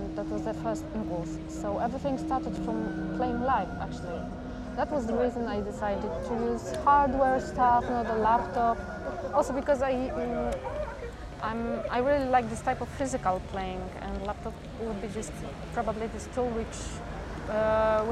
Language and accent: English; Gdynia, Pomeranian Voivodeship, Poland; English is a second language; now in Warsaw, Poland; I live in Warsaw, but originally I'm from Gdynia, and this north part of Poland, the seaside